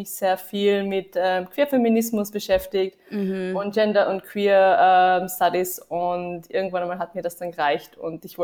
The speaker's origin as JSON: {"language": "German", "region": "Vienna", "country": "Austria", "moved": "as an adult", "lives_now": "Tübingen, Germany", "said": "Ja, ich komme auch aus Wien, mhm. genau. Ähm, ich habe auch in Wien studiert."}